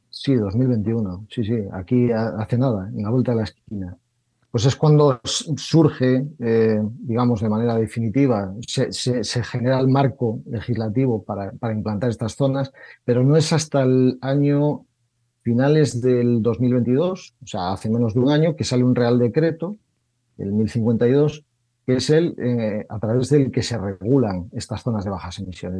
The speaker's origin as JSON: {"language": "Spanish", "region": "Galicia", "country": "Spain", "said": "soy gallego"}